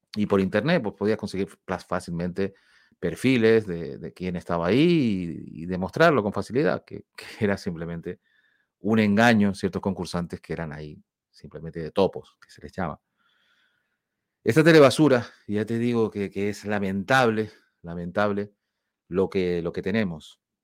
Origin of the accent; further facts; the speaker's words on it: Spain; now in Canary Islands, Spain; Somos de España, somos de Europa